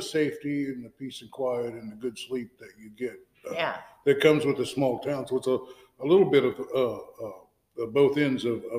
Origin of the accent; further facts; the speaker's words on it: Fairfield, United States; I live in a town of 500, 13 miles. I grew up in Fairfield